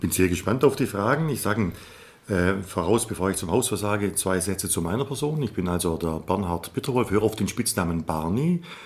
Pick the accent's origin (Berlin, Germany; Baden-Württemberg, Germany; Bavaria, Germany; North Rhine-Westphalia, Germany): Baden-Württemberg, Germany; Upper Swabia; Mit der Kultur hier meiner Heimat, mit der Kultur Oberschwabens